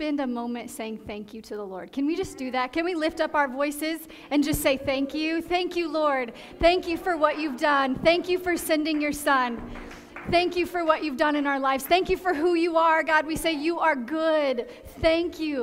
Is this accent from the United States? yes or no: yes; Midwest, United States; moved away as an adult; also born or lived in Indiana / Deep South; now in Southern California, United States; We grew up in the Midwest, have served down in the Deep South, and now here we are on the West Coast